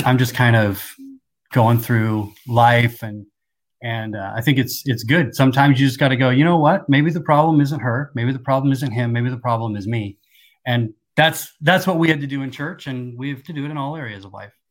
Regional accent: Seattle, Washington, United States; also born or lived in Kansas; At nine years old, we moved out to the Seattle area

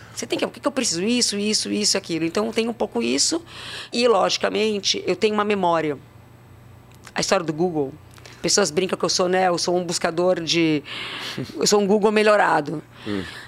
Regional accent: São Paulo, Brazil; also born or lived in Santos; nasci em Santos, uh, morei a vida inteira em São Paulo, venho de uma família portuguesa com espanhol

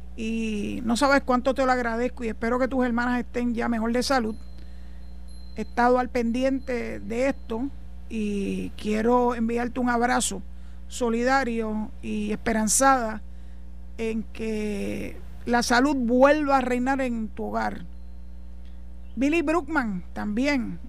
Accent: Puerto Rico; Yo no me puedo ni imaginar que yo tuviera que irme de Puerto Rico

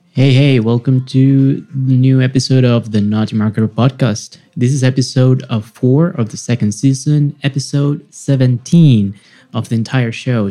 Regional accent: Venezuela; moved away; back in my home country venezuela

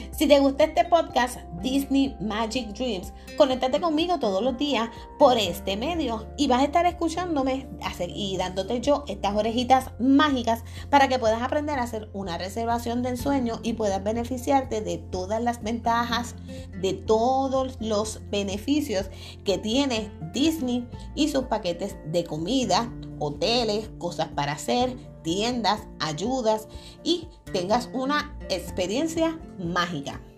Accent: Puerto Rico; Pues obviamente yo soy de aquí de Puerto Rico

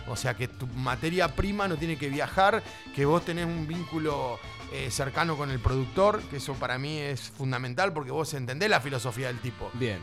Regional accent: Barker, Buenos Aires Province, Argentina; also born or lived in Tandil / Mar del Plata; nací en Barker, o sea, nací en Tandil, pero soy de, Barker, de Villa Cacica acá, que es un pueblo de cerca

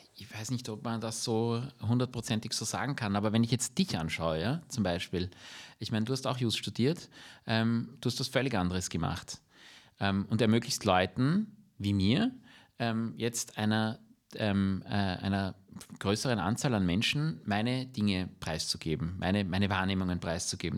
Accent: Vienna, Austria; wir sind alle Wiener, wir leben in der Stadt

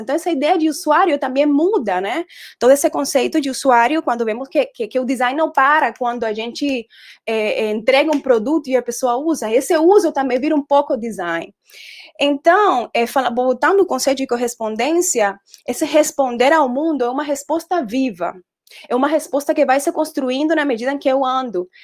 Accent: Colombia; Portuguese is a second language; moved away as an adult; also born or lived in Brazil / Denmark; now in Recife, Brazil; Eu sou designer, eu sou colombiana e tenho nove anos de estar morando no Brasil

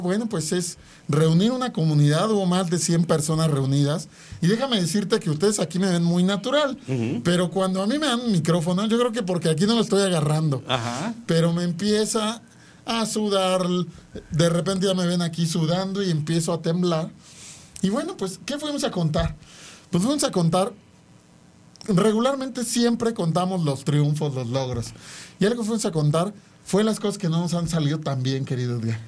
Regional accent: Mexico; somos los mexicanos

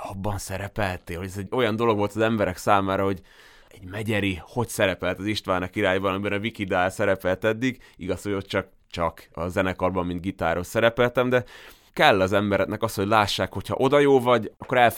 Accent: Veľký Meder, Trnava Region, Slovakia; also born or lived in Komárno; de hogy én már nagymegyerre születtem, engem már oda vittek haza.

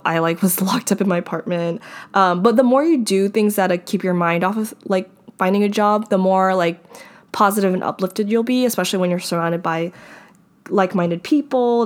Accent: Hawaii, United States; moved away; I was from Hawaii

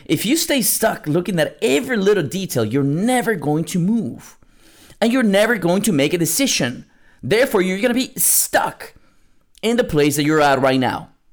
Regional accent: Lima, Peru; moved away; I was born in South America, in Lima, Peru

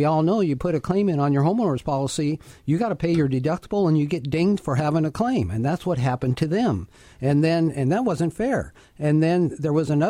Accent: Prosser, Washington, United States; my hometown of Prosser

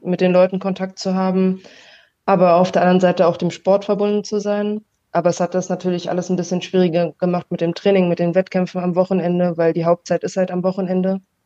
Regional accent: Berlin, Germany; now in Kaiserslautern, Germany; ich wohne jetzt aktuell in Kaiserslautern, aber ich komme eigentlich aus Berlin und spiele auch noch für Berlin

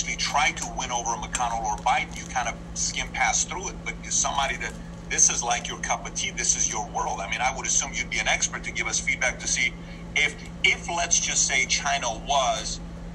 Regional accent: Iran; moved away; I was born in Iran

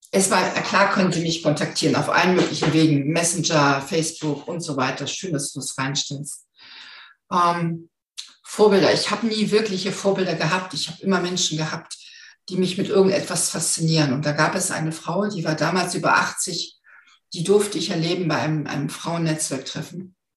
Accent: the North, Northern Germany, Germany; ich komme aus dem Norden

